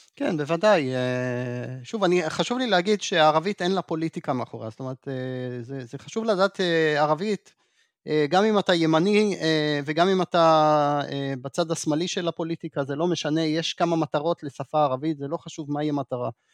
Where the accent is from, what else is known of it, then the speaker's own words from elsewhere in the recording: Jerusalem, Jerusalem District, Israel; אני אגב ירושלמי במקור